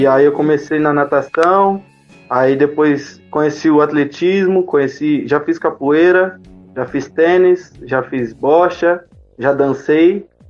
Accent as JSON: {"language": "Portuguese", "town": "Jundiaí", "region": "São Paulo", "country": "Brazil", "also_born_or_lived": "Cerejeiras, Rondônia", "said": "Eu sou de Jundiaí, mas nasci em Rondônia, Cerejeiras."}